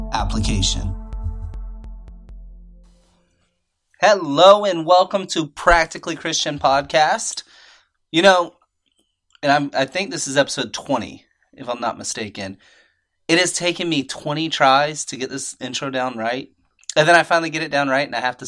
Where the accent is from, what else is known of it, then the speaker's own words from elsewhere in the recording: United States; I am an American.